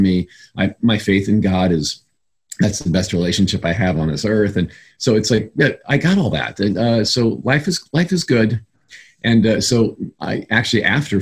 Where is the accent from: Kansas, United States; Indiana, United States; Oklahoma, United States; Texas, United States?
Indiana, United States; moved away; back in my home state of Indiana, where I come from.